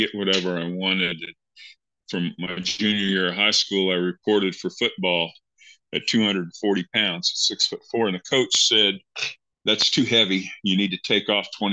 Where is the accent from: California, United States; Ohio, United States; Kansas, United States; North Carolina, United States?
Kansas, United States; I grew up in Kansas in a small town.